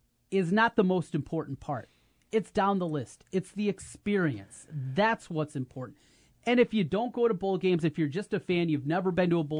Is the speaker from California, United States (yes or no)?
no; Iowa, United States; We're from Iowa